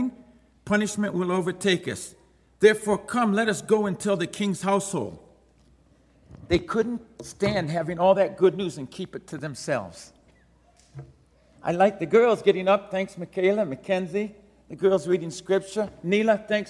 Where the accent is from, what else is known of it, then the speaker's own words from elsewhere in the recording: Detroit, Michigan, United States; Grew up in inner city Detroit